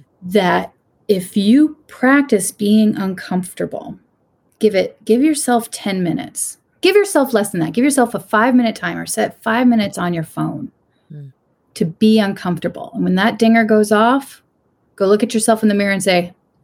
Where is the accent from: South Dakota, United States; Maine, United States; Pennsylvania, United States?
Maine, United States; Bristol; from Bristol, Maine.